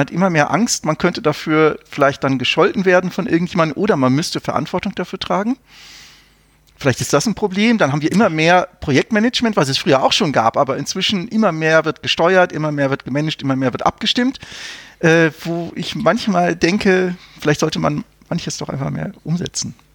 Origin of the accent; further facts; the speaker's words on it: North Rhine-Westphalia, Germany; ich bin ja in Nordrhein-Westfalen aufgewachsen